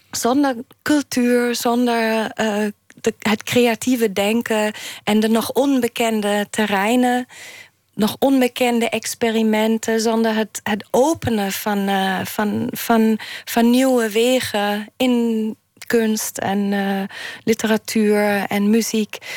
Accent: Germany; now in Netherlands; ik heb, ik heb de, de, mijn jeugd of mijn, mijn jonge jaren in Duitsland wel ervaren als, alsof er een grote, veel sterkere hiërarchie speelt in Duitsland. Toen ik naar Nederland kwam.

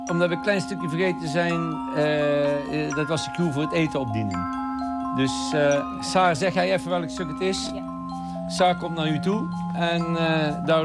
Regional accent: Netherlands; accent: soft G; goochelen met mijn zachte G.

